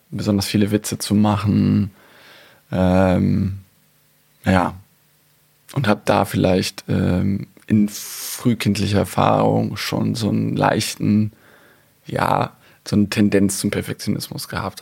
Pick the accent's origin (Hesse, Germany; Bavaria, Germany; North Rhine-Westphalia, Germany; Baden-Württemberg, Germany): North Rhine-Westphalia, Germany; ich bin natürlich in NRW zur Schule gegangen